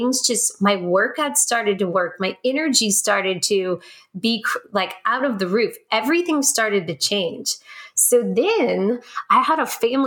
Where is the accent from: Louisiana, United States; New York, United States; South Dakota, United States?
Louisiana, United States; New Orleans; I'm born and raised in New Orleans